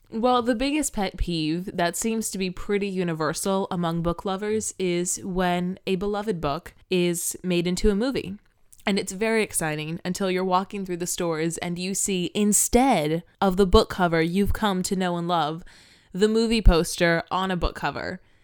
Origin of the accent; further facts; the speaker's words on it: Florida, United States; I grew up in Florida